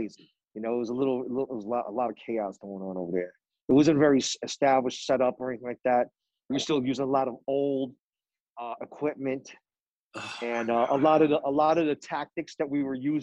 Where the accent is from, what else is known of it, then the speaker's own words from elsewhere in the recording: New York City, New York, United States; moved away as an adult; now in California, United States; I'm originally from Queens. I grew up here for most of my youth and early adult life